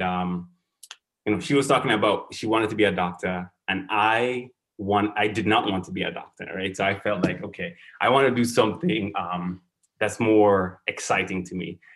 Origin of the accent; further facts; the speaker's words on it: Saint Andrew, Grenada; moved away as an adult; also born or lived in St. George's, Grenada / New York, United States; now in Baltimore, United States; I grew up in St. Andrews, in a village called Maryville